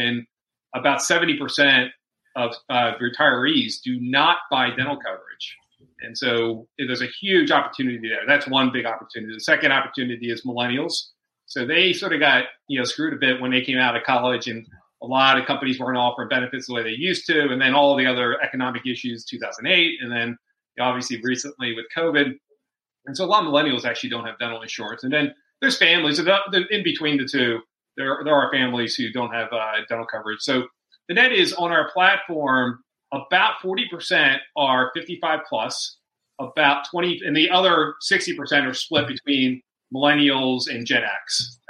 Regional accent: Pennsylvania, United States; From outside Philadelphia.

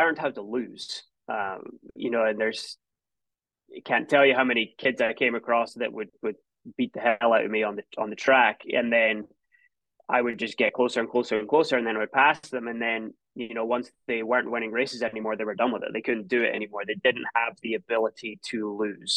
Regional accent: a small town outside Edinburgh, Scotland, United Kingdom; moved away as an adult; also born or lived in Tulsa, Oklahoma; Grew up in a small town not too far outside of Edinburgh

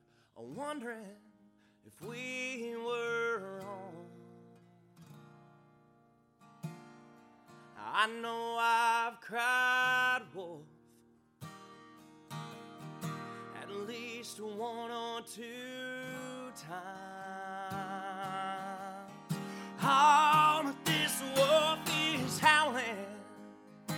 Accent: Ashland, Kentucky, United States; I'm from Ashland, Kentucky

